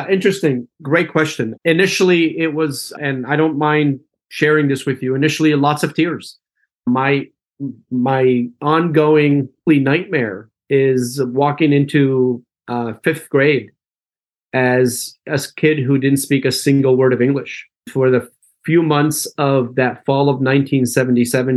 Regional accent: Allentown, Pennsylvania, United States; English is a second language; also born or lived in Damascus, Syria / Philadelphia, Pennsylvania; I was born in Damascus, Syria. And uh, my family immigrated to the United States when I was 10 years old in 1977. We settled in Allentown, Pennsylvania. And that's where most of my formative years were spent

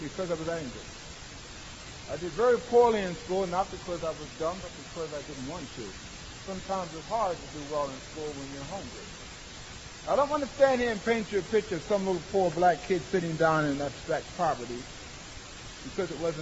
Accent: Philadelphia, Pennsylvania, United States; moved away as an adult; now in California, United States; I was born in Philadelphia, Pennsylvania a few years ago

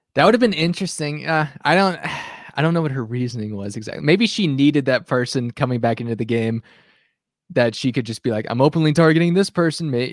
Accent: Arkansas, United States; a fellow Arkansan

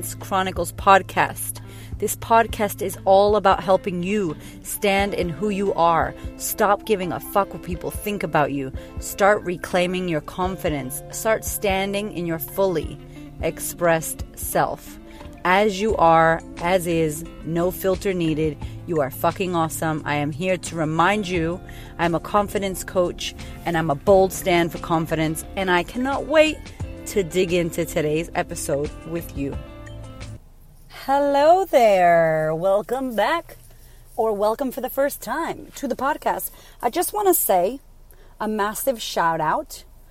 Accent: Framingham, Massachusetts, United States; I grew up in Framingham, Massachusetts, which was ghetto

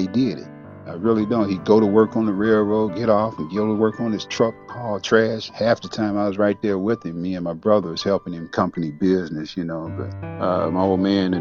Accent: St. Joseph, Michigan, United States; I was born July 1957 in St. Joe, Michigan, near Benton Harbor

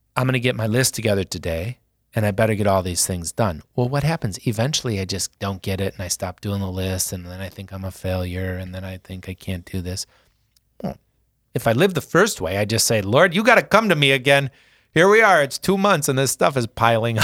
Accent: Sioux Falls, South Dakota, United States; being in Sioux Falls, in the North End. Because when I was growing up, you still knew where everyone lived.

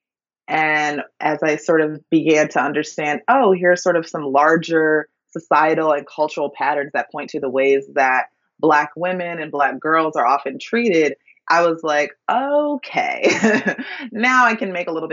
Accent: Minneapolis, Minnesota, United States; I grew up in Minneapolis, Minnesota

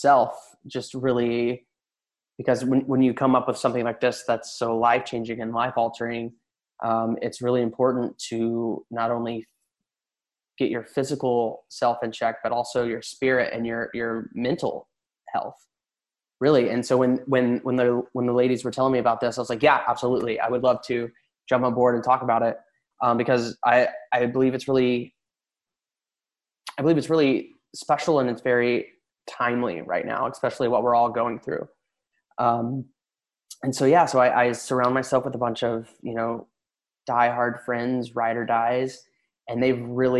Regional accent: Tennessee, United States; moved away as an adult; now in Los Angeles, United States; I was born and raised in Tennessee in a really small town

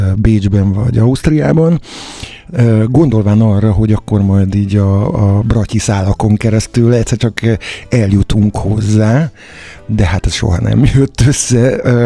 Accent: Csorna, Győr-Moson-Sopron, Hungary; moved away as an adult; now in Budapest, Hungary; Amikor én cseperedtem, akkor akkor Győr-Sopron éltem, egész konkrétan Csornán születtem

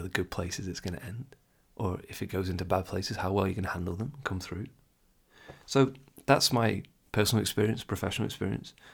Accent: England, United Kingdom; I'm English

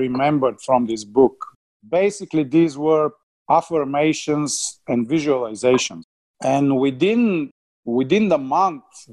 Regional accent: Bulgaria; English is a second language; moved away as an adult; also born or lived in Australia; I came from Bulgaria, air traffic controller

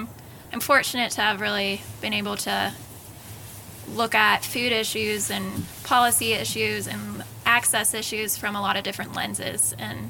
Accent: Ohio, United States; I grew up in Ohio, so I was surrounded by cornfields

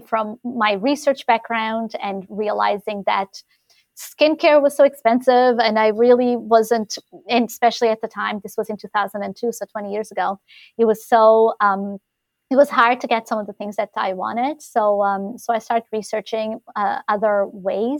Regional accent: Portugal; moved away as an adult; now in St. John's, Canada; I'm originally from Portugal

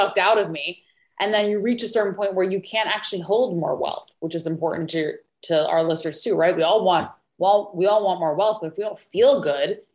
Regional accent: New York, United States; moved away; originally I'm from New York

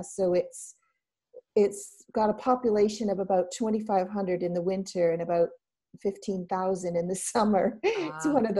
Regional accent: Canada; accent: Canadian; now in Wales, United Kingdom; I've been in Wales for 21 years now, but I still have my Canadian accent, I'm told. Though when I go home to Canada, they don't think I don't sound Canadian to them either.

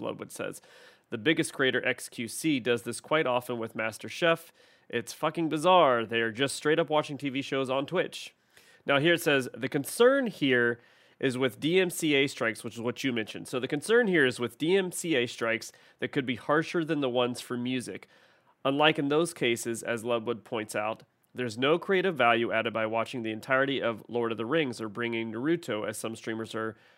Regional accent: Ohio, United States; now in Texas, United States; I'm from Ohio

